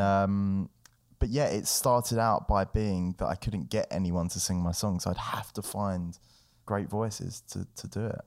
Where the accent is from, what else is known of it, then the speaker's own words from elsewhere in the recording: London, United Kingdom; growing up in London was cool